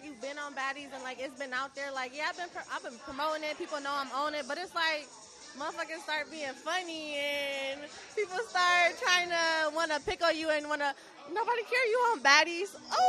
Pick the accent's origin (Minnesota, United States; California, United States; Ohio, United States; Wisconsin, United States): Ohio, United States; Toledo; I'm from Toledo.